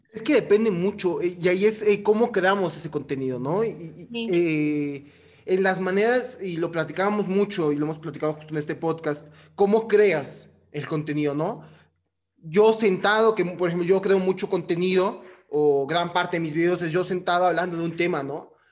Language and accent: Spanish; Mexico; yo no soy ni de Perú, yo soy de México.